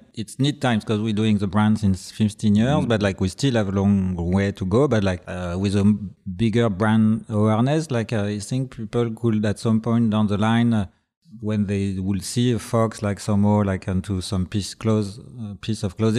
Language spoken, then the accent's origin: English; Paris, Île-de-France, France; English is a second language; And we were like thinking that they do love Paris so much in Japan, and we are from Paris